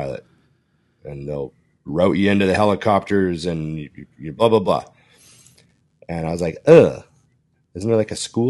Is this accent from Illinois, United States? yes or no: no; Boston, Massachusetts, United States; You can't come to Gold's Venice and do this, not where I'm from. You know, I'm from Boston. You do this, you get knocked out in the gym.